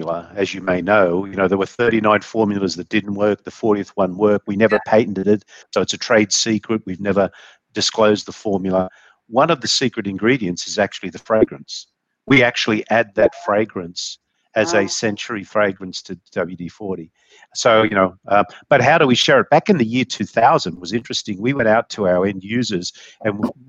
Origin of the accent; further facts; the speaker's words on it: Australia; now in United States; being an Aussie